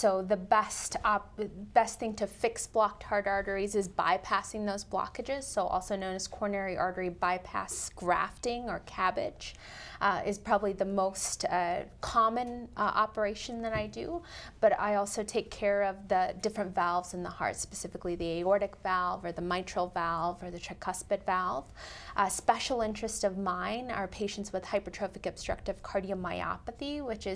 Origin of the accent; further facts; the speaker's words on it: Colorado and Nebraska, Midwest, United States; also born or lived in India / Missouri / St. Louis; I was born in India, and we moved to the United States when I was 7 years old, and I got to grow up in small towns in Colorado and Nebraska and live a wonderful Midwestern childhood